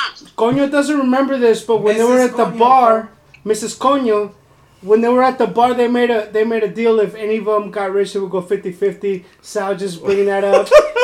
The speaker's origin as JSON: {"language": "English", "region": "California", "country": "United States", "said": "I'm from California"}